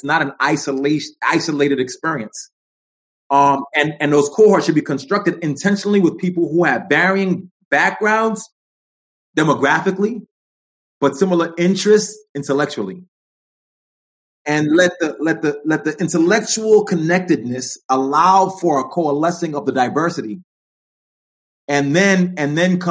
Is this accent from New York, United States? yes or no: yes; New York, United States; now in Los Angeles, United States; I'm a New York cat. I'm working in LA now, but I'm a New York dude. I'm from the Bronx.